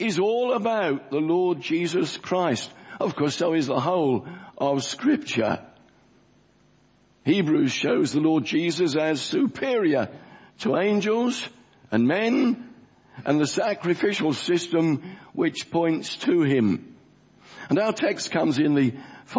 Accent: London, United Kingdom; The church I grew up in South Woodford, where I was converted as an 8-year-old boy

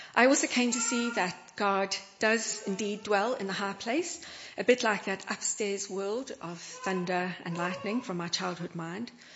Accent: South Africa; moved away; Where I grew up in South Africa

